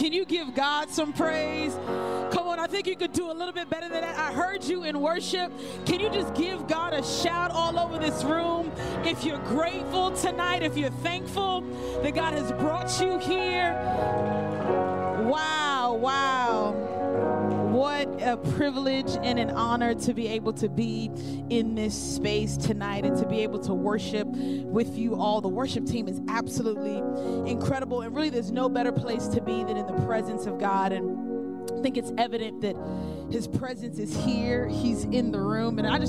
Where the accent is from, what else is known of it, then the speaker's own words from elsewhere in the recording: Brooklyn, New York, United States; now in Miami, United States; I am from Brooklyn, New York, and I have the opportunity of being a part of VU Church in Miami